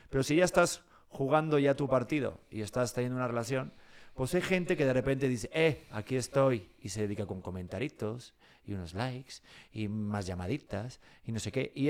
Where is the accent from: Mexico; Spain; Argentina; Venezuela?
Mexico; Yo soy mexicano.